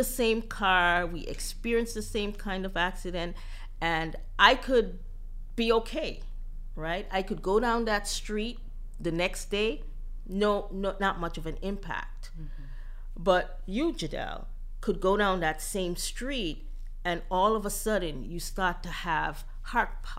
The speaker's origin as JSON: {"language": "English", "country": "U.S. Virgin Islands", "tie": "born or raised there", "moved": "yes", "said": "I'm originally from St. Croix, Virgin Islands"}